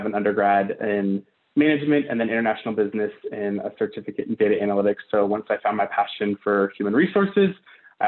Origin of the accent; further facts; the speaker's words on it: Richmond, Virginia, United States; moved away as an adult; also born or lived in Arizona; now in Phoenix, United States; I'm from Richmond, Virginia